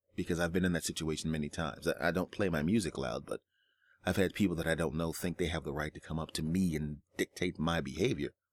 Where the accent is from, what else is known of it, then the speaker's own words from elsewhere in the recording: United States; as American citizens